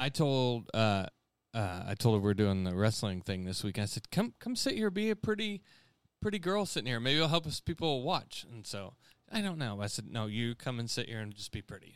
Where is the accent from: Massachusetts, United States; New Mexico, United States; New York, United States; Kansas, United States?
Kansas, United States; Conway Springs; he lives in Conway Springs, my hometown.